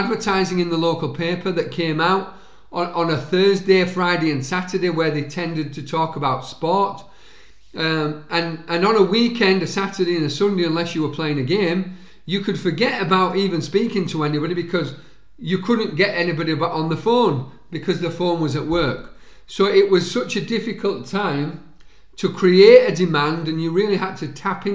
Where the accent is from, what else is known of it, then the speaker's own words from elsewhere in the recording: Halifax, Yorkshire and the Humber, United Kingdom; a rugby league club in my hometown, Halifax Rugby League Club